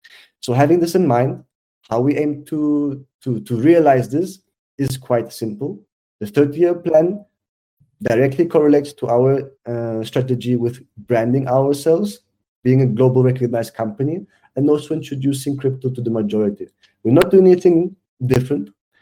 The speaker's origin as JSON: {"language": "English", "country": "South Africa", "also_born_or_lived": "Switzerland", "said": "Being Swiss South African, I know it's like to have everything and to have nothing, yeah?"}